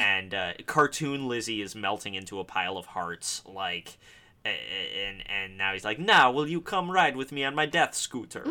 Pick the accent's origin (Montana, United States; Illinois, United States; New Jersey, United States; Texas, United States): Illinois, United States; Park Ridge; I'm from Park Ridge, Illinois